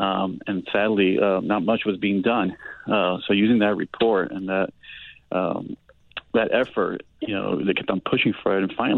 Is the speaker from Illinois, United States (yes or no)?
no; Miami, Florida, United States; moved away; also born or lived in New York; I'm from Miami. I grew up in Miami. I was born in New York.